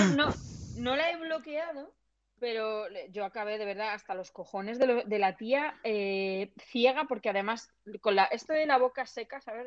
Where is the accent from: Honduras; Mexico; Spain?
Spain; Alcalá; yo soy de Alcalá